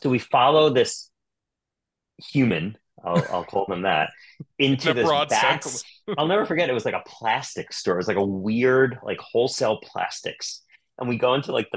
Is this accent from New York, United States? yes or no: yes; Long Island, New York, United States; I grew up in Long Island